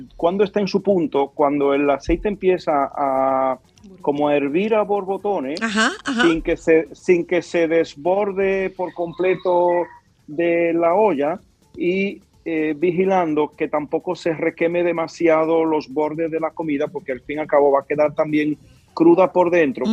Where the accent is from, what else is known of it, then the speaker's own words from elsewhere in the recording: Cibao, Dominican Republic; yo soy cibaeño.